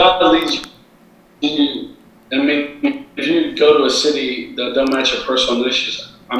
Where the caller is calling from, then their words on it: San Diego, California, United States; I am coming in from deep San Diego, and so just loving life